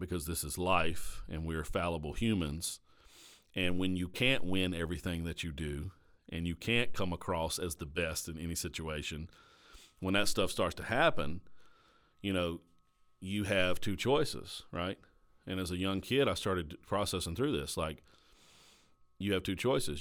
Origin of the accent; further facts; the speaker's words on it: Caswell County, North Carolina, United States; also born or lived in Danville, Virginia / Durham, North Carolina; that's where I was raised, was in the sticks of Caswell County, North Carolina